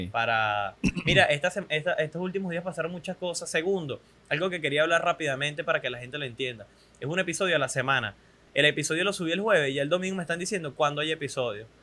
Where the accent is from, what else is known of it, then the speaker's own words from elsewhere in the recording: Venezuela; soy un venezolano promedio